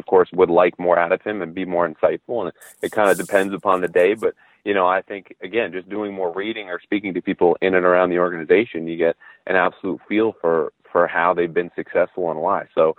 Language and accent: English; New England, United States; I grew up in New England